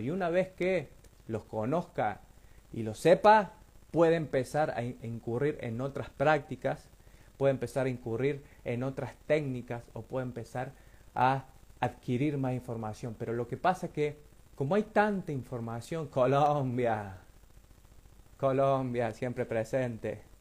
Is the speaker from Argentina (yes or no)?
yes; Río Tercero, Córdoba, Argentina; nosotros somos de Río Tercero